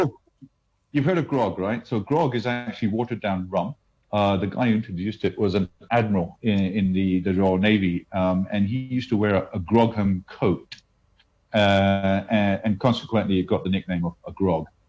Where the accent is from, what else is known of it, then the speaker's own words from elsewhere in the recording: India; moved away; I grew up in India